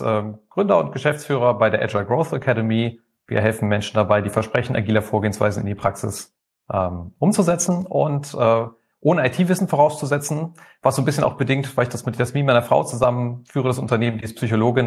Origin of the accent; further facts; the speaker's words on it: Rhineland, Germany; now in Mannheim, Germany; Ich bin eigentlich gebürtiger Rheinländer